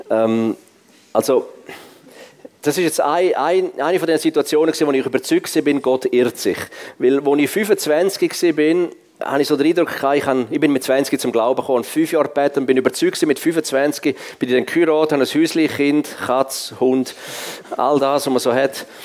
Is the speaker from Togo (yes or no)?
no; Switzerland; Ich bin als Schweizer, als Schweizer in Afrika und der Schwarzafrikaner der einzige Weiß im Evangelisieren.